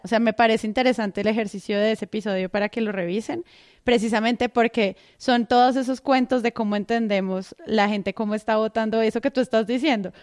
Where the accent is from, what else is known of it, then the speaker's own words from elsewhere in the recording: Colombia; como colombianos